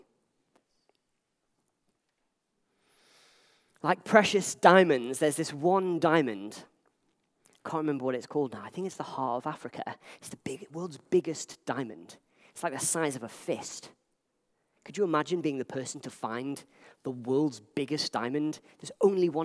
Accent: Liverpool, North West England, United Kingdom; Back in my family home, when I grew up in Liverpool

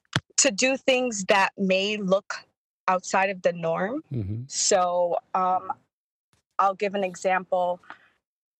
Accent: New York City, New York, United States; moved away as an adult; I'm from Brooklyn, New York.

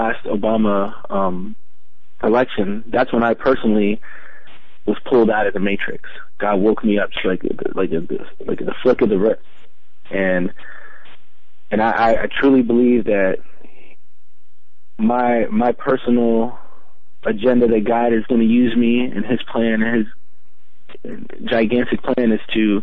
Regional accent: Virginia, United States; I am born and raised in Virginia. I'm a local

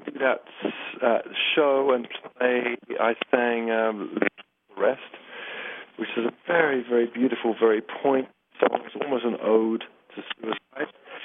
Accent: England, United Kingdom; I am English

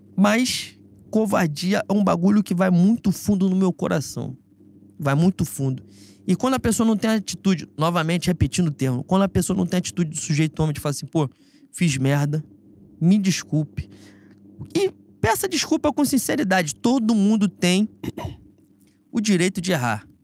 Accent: Rio de Janeiro, Brazil; nós somos de Bangu

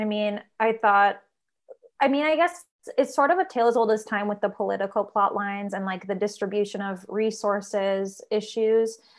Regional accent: Minnesota, United States; We're both from Minnesota

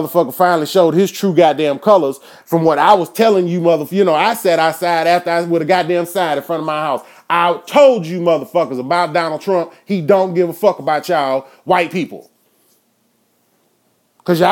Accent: Enid, Oklahoma, United States; out here in my hometown

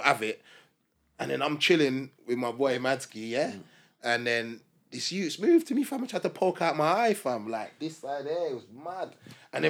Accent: London, United Kingdom; I'm a guy from London

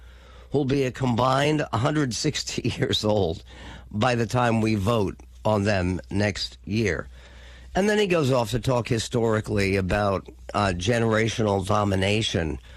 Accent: United States; I was born in the United States

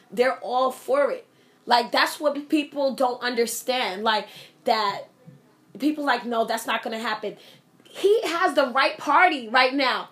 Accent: United States; I am an American. I am a born citizen

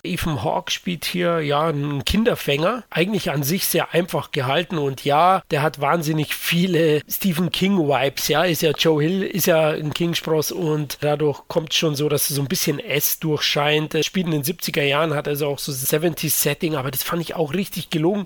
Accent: Munich, Bavaria, Germany; ich bin Münchner

